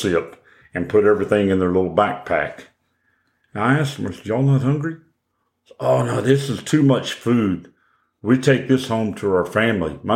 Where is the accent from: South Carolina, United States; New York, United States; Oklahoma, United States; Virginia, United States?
Oklahoma, United States; moved away; I'm originally from Oklahoma.